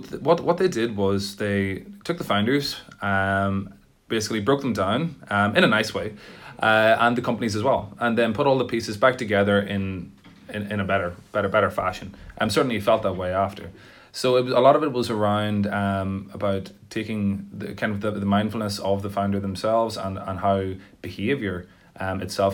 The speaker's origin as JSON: {"language": "English", "area": "Tyrone", "region": "Northern Ireland", "country": "United Kingdom", "also_born_or_lived": "Belfast", "moved": "yes", "lives_now": "Dublin, Ireland", "said": "I'm from Tyrone, but I moved from Belfast. I think it's important to say that I'm from Tyrone"}